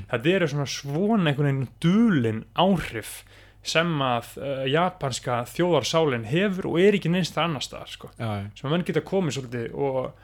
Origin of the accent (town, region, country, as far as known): Iceland